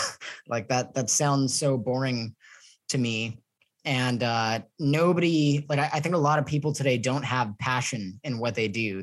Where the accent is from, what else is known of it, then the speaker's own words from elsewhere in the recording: Los Angeles, California, United States; moved away as an adult; now in Mexico; I'm from Los Angeles. Uh, I was living in Los Angeles before I moved to Mexico